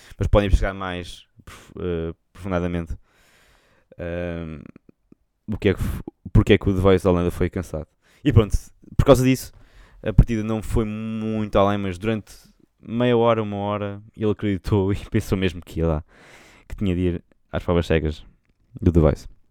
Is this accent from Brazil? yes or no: no; Portugal; accent: Portuguese; vou cantar com um sotaque português